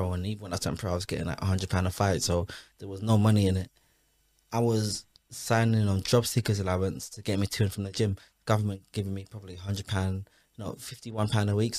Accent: London, United Kingdom; I'm from Hackney. I'm from the Kingsmead Estate. It's where me and the guys that I used to chill with were from

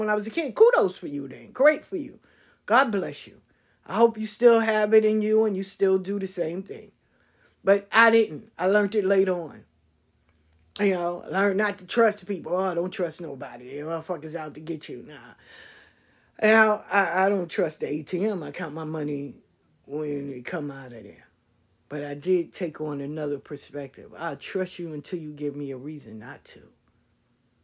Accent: New York City, New York, United States; where I grew up at in South Jamaica

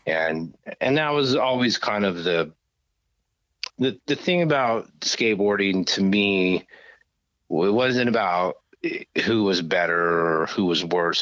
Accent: Grand Junction, Colorado, United States; moved away as an adult; also born or lived in Stevens Point, Wisconsin / Kansas; now in Los Angeles, United States; we moved to a place called Grand Junction, Colorado, which is on the western slope of the Rockies, which is closer to Utah than Denver

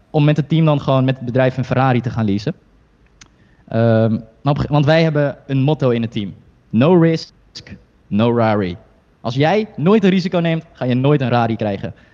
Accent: Heerhugowaard, North Holland, Netherlands

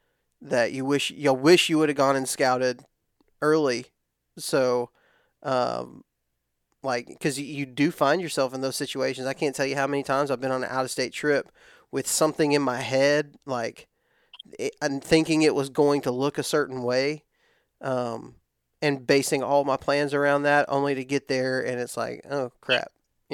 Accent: Texas, United States; I'm from West Texas. Everything's really dry in West Texas.

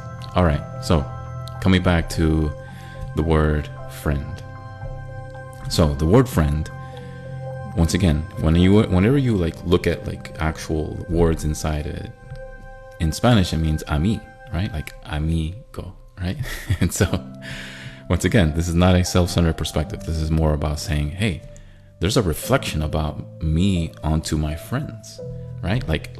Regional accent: Middle East, Israel; moved away; also born or lived in Syria / Cyprus / Thailand; Because I grew up overseas most of my young life. I grew up in Israel, I grew up in Syria, I grew up in Cyprus, and I was born in Thailand, but I grew up in the Middle East most of my young life.

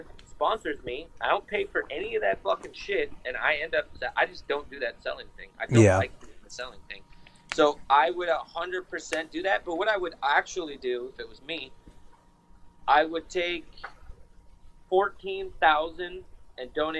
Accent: New York, United States; We're from New York.

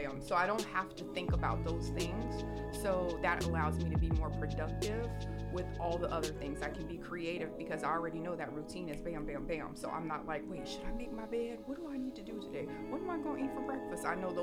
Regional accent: Houma, Louisiana, United States; moved away as an adult; now in Houston, United States; I'm from somewhere called Houma, Louisiana.

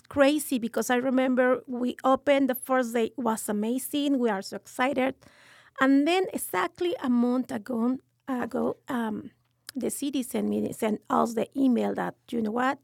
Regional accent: Mexico City, Mexico; English is a second language; moved away as an adult; now in San Antonio, United States; I am from Mexico City

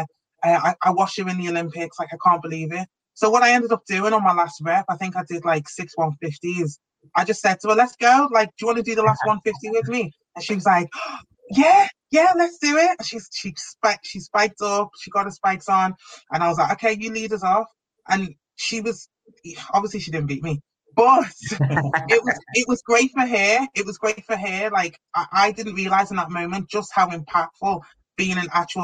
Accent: Liverpool, North West England, United Kingdom; growing up in Liverpool, when I trained at Wavertree, there weren't many black people

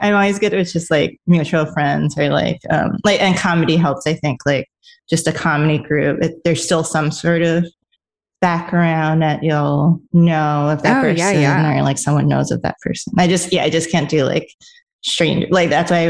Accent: New York City, New York, United States; also born or lived in Los Angeles; I'm a New Yorker

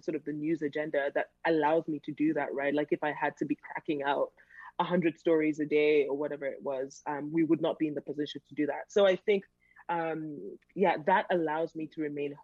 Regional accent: Cameroon; I was born in Cameroon

